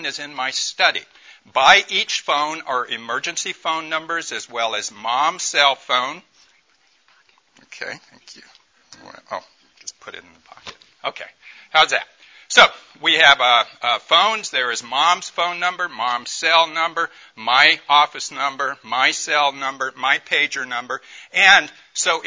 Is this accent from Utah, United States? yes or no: no; Tupelo, Mississippi, United States; I grew up in Mississippi, in Tupelo, Mississippi